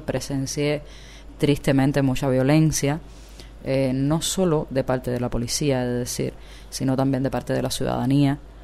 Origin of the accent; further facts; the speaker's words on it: Villa Clara, Cuba; also born or lived in Marianao, Havana; now in Havana, Cuba; no soy de Marianao, soy de Villa Clara, pero vivo en Marianao